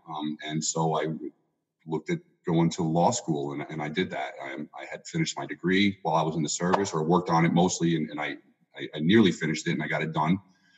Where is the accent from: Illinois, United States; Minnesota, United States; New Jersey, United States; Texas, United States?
New Jersey, United States; moved away as an adult; now in Louisville, United States; I currently live in Louisville, Kentucky, but I'm a transplant here. I grew up in New Jersey, and I was in the service for a long time, over 20 years, and I moved around, and I wound up retiring here